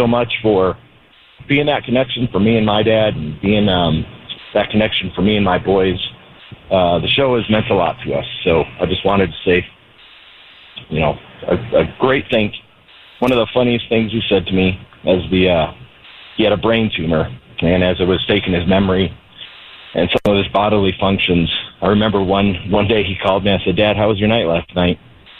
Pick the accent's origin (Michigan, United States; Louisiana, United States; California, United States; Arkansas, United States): California, United States; San Diego; I remember growing up in San Diego, I'd get done with homework.